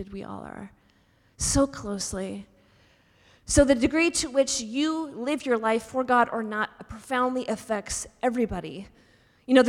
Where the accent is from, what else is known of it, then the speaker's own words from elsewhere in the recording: Pacific Northwest, United States; also born or lived in Seattle, Washington / Texas; I grew up in the Pacific Northwest